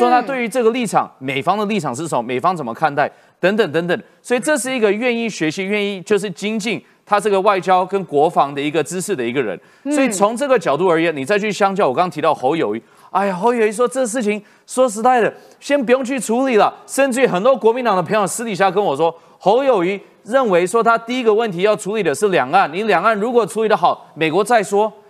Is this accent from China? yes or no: no; Taiwan; 所以，在这个情况下，理论上我们台湾人民应该要审视说，这一组候选人是不是能有效的处理台美关系。